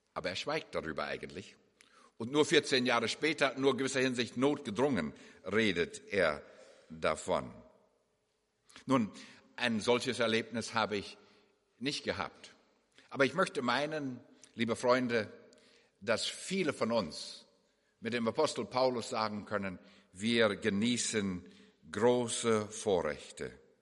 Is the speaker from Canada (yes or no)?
yes; Canada; moved away; also born or lived in Germany; Wir sind ja beide gebürtige Kanadier und äh, wohnen nun in der Nähe von Vancouver